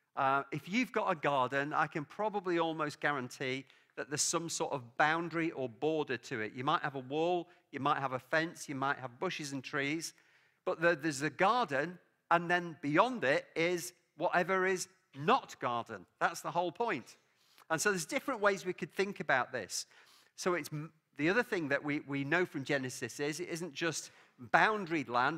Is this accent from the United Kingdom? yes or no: yes; England, United Kingdom; now in Scotland; I love living in Scotland. Obviously, I'm English. My family background is Welsh